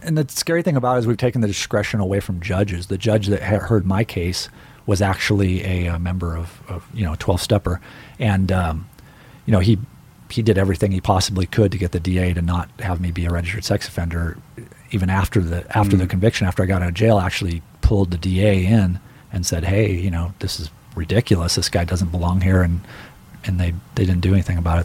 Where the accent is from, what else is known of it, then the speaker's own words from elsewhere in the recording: Riverside, California, United States; I grew up in the Inland Empire, which is basically the Midwest